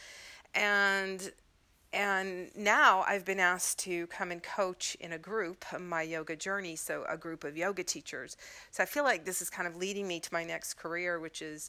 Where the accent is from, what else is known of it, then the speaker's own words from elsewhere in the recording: Mississippi, United States; moved away; coming from Mississippi